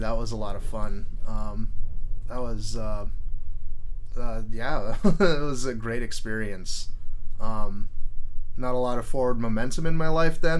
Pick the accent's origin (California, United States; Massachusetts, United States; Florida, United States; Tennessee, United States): California, United States; Mountain View; also born or lived in Los Altos; now in Santa Cruz, United States; I grew up in Mountain View.